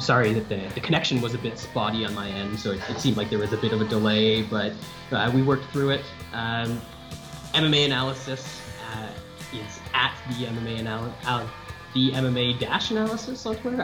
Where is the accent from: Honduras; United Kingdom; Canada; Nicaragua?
Canada; north of the border